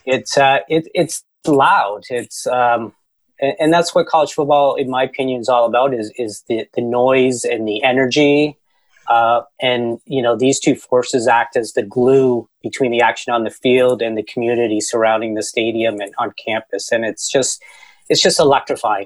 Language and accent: English; Canada; I'm from Canada